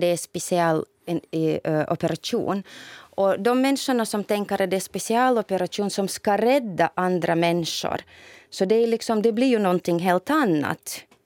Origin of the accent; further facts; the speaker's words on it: Novosibirsk, Novosibirsk Oblast, Russia; moved away; i min hemstad säkert i Novosibirsk